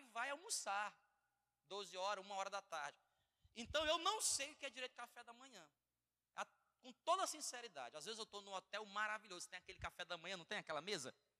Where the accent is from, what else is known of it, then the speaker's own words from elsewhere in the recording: Bom Jardim, Brazil; eu nasci no Bom Jardim